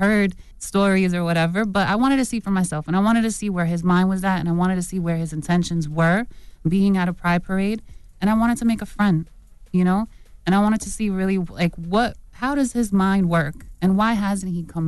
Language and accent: English; New Jersey, United States; You know, like, for me, I grew up in Jersey. Like, I love hip-hop music.